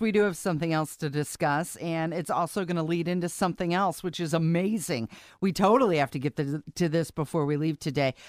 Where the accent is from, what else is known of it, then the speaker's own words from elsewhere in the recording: Ohio, United States; now in Indiana, United States; growing up in Ohio